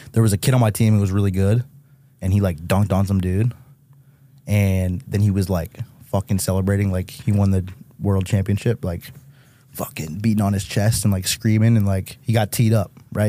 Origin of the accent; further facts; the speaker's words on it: Chicopee, Massachusetts, United States; moved away as an adult; now in Los Angeles, United States; I'm from Mass